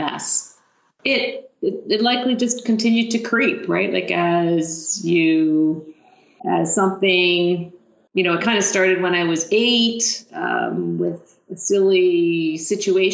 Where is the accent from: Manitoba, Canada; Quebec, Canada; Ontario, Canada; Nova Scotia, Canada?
Ontario, Canada; Haliburton; moved away as an adult; now in London, Canada; I grew up in Haliburton and came to London to university